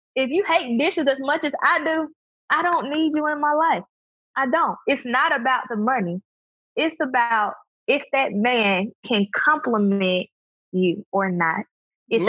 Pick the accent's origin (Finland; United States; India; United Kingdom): United States; Birmingham, Alabama; also born or lived in Huntsville, Alabama; The friends that I grew up with in Birmingham